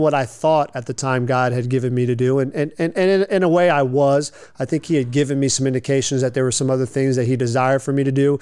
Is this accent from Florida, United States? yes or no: yes; Lakeland, Florida, United States; also born or lived in Delray Beach, Florida; I grew up here in Lakeland, graduated from George Jenkins High School in 1998.